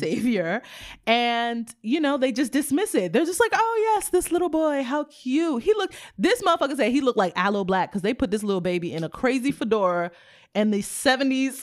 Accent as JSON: {"language": "English", "country": "United States", "tie": "born or raised there", "said": "my mom is Haitian, my dad is from Sierra Leone. I was born in the United States"}